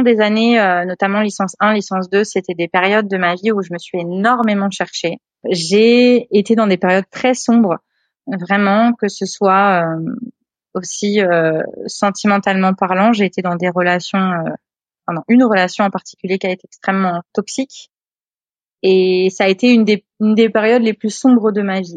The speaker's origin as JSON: {"language": "French", "town": "Le Havre", "region": "Normandy", "country": "France", "tie": "born or raised there", "also_born_or_lived": "Réunion / Australia", "moved": "as an adult", "said": "avec ma mère, j'avais grandi euh, à la campagne, donc euh, j'étais native du Havre. Mais à partir de 13 ans, j'étais dans les terres"}